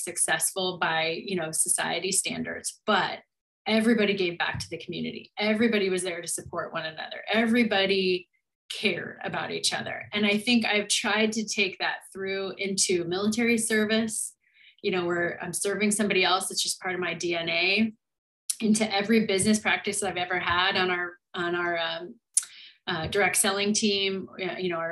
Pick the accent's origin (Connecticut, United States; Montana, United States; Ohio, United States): Montana, United States; moved away; growing up in this small town in Montana, my town had about 6,000 people